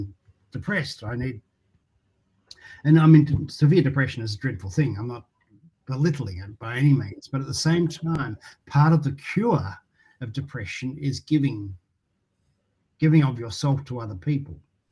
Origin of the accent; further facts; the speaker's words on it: Geelong, Victoria, Australia; I loved growing up in Geelong in a really beautiful street with a great neighbourhood.